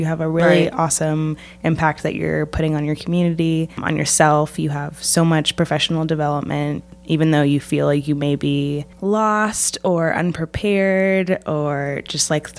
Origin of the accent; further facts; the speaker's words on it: Portland, Oregon, United States; moved away as an adult; now in Tucson, United States; I moved to Arizona from Portland, Oregon when I was 18